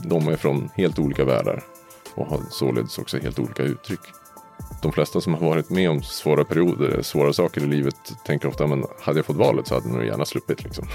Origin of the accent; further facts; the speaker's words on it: Uppsala, Uppsala County, Sweden; Jag kommer från Uppsala idag. Mm. Ja, och ursprungligen också